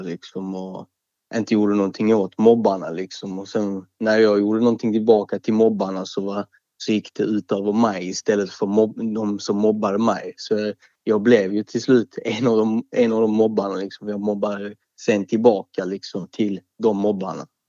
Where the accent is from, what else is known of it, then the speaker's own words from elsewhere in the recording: Malmö, Skåne, Sweden; Jag är 23 år gammal, upp född och uppvuxen i Malmö.